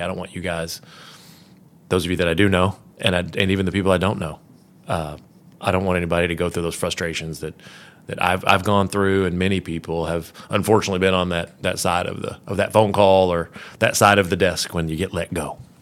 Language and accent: English; Kentucky, United States; moved away; also born or lived in Florida; I was a basketball guy growing up in Kentucky